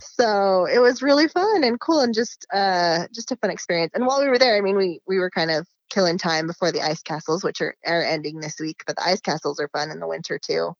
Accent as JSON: {"language": "English", "town": "Salt Lake City", "region": "Utah", "country": "United States", "tie": "born or raised there", "said": "born and raised, have never left."}